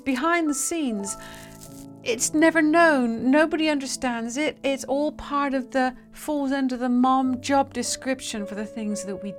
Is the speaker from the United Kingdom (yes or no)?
yes; United Kingdom; I'm British